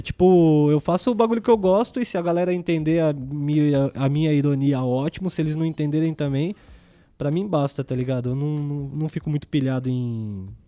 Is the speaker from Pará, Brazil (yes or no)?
no; Diadema, São Paulo, Brazil; now in São Bernardo do Campo, Brazil; passei minha infância toda no Eldorado, Inamar, Jardim, é, Casagrande, é, Caema, que eu tenho família